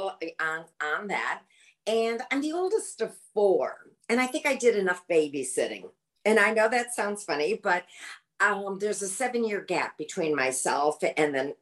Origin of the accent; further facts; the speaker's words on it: Michigan, United States; also born or lived in New York City, United States; now in Sarasota, United States; I'm originally from Michigan